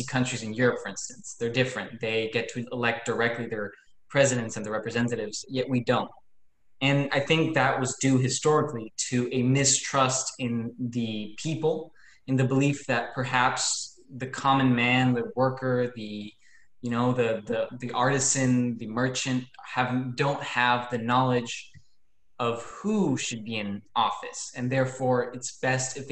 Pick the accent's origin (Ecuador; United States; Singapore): Ecuador; I'm from Ecuador